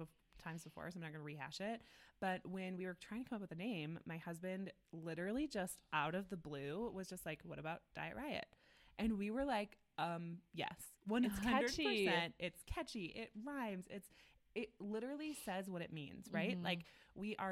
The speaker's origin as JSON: {"language": "English", "region": "Midwest", "country": "United States", "moved": "yes", "lives_now": "Denver, United States", "said": "we're moms, we're from the Midwest, like we live in Denver"}